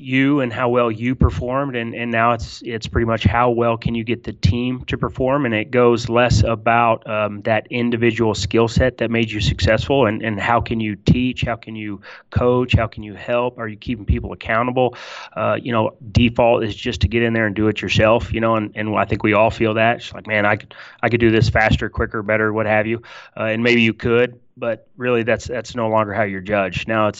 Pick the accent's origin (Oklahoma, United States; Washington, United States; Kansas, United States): Oklahoma, United States; Tulsa; I'm from Tulsa, Oklahoma, originally. I was born and raised.